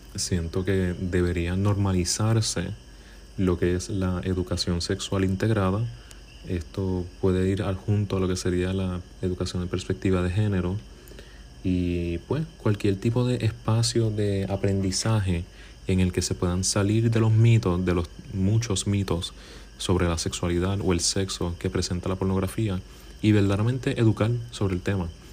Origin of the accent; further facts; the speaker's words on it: Puerto Rico; aquí en Puerto Rico, de donde soy